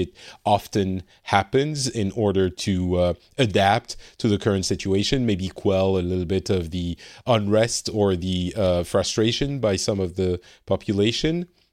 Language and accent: English; France; now in Finland; I am from France originally, but currently residing in Finland.